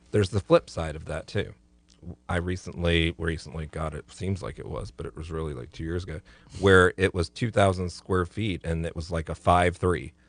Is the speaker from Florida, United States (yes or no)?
yes; Central and South Florida, United States; now in Tallahassee, United States; I come from Central and South Florida